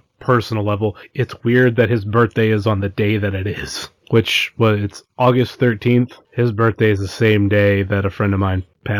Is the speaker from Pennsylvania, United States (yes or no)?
no; Cleveland, Ohio, United States; I'm from Cleveland.